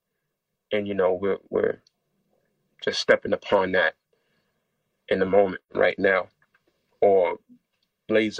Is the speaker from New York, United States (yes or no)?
yes; New York City, New York, United States; growing up in New York City in the hood